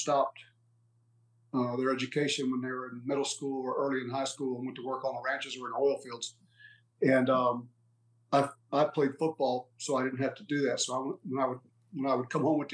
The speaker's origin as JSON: {"language": "English", "town": "Brackettville", "region": "Texas", "country": "United States", "tie": "born or raised there", "said": "Both of us were born and raised in Texas. I come from a little town in southwest Texas, just south of Big Bend country. It's called Brackettville, Texas."}